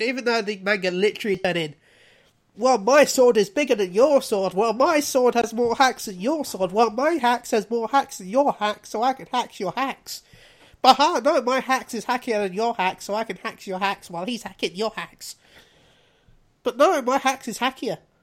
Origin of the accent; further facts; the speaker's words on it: United Kingdom; we were being very British about it